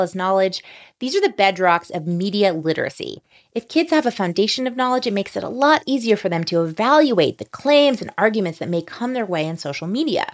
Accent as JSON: {"language": "English", "town": "New Orleans", "region": "Louisiana", "country": "United States", "tie": "born or raised there", "said": "New Orleans, Louisiana, which is also my hometown"}